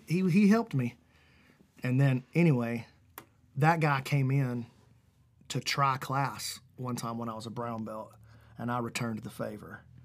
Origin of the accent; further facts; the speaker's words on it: Alabama, United States; I'm, we're from Alabama